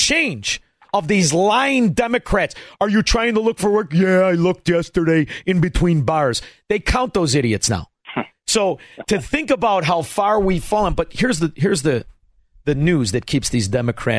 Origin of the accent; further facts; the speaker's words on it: Melrose Park, Illinois, United States; When I grew up in Melrose Park, I was the youngest kid